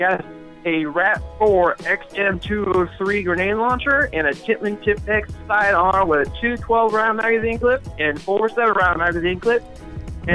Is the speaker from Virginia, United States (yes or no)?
yes; Chesapeake, Virginia, United States; I'm from Chesapeake, Virginia